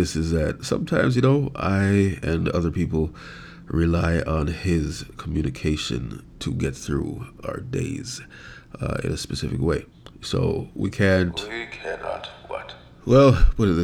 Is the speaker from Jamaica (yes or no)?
yes; Jamaica; now in Canada; I was born and raised in Jamaica.